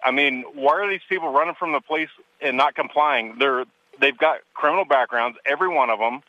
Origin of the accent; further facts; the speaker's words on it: Wyoming, United States; I'm from Wyoming. We're a conservative state.